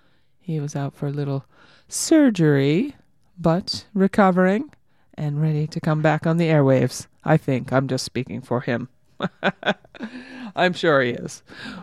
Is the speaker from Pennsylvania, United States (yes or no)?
no; San Francisco, California, United States; We're all people from San Francisco and the Bay Area just doing radio programs because we like to, and we have fun.